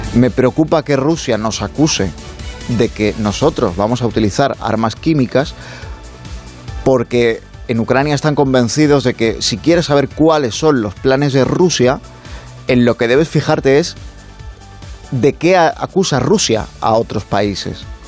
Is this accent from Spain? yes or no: yes; Spain; nos suministran aquí en España